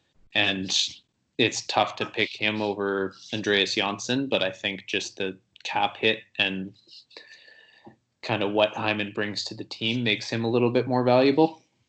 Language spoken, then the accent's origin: English; Toronto, Ontario, Canada; I grew up in Toronto as well